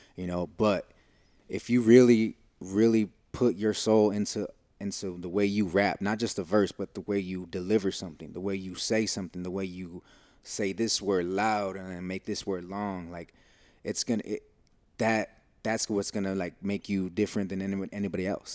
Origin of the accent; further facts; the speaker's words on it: United States; we're coming from the States